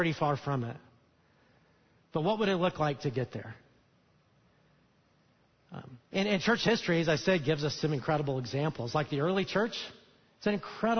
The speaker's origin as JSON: {"language": "English", "region": "Alabama", "country": "United States", "said": "I'm from Alabama"}